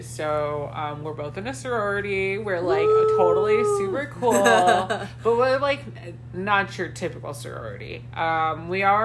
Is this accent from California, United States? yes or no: yes; California, United States; I am West Coast. Born and raised in California